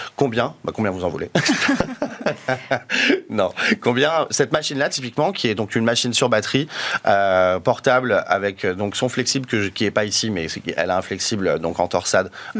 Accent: France; on est français

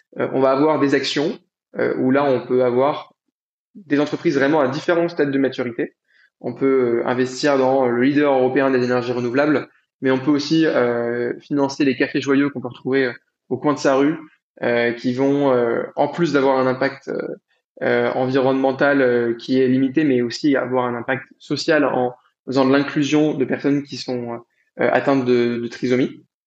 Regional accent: Paris region, Île-de-France, France; also born or lived in Lausanne, Switzerland; je suis d'origine de région parisienne, je suis franco-libanais. j'ai grandi en France

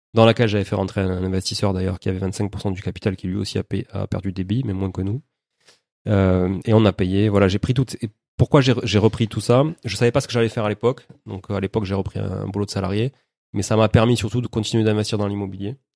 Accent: Toulouse, Occitania, France; born or raised there; also born or lived in Montreal

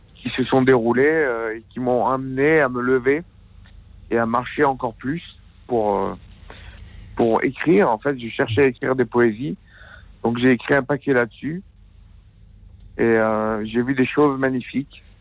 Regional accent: Aubenas, Auvergne-Rhône-Alpes, France; je suis d'Aubenas en Ardèche

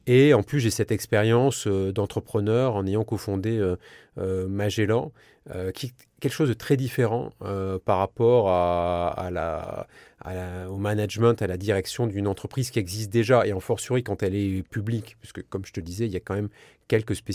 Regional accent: south-west France, France; c'est pas parce que je suis du Sud-Ouest que je vais te taper dans le dos et te dire viens on va partager une chocolatine.

